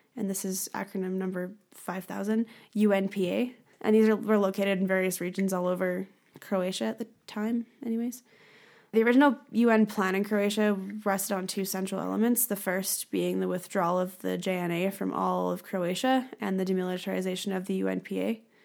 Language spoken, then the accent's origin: English; Canada; we are Canadian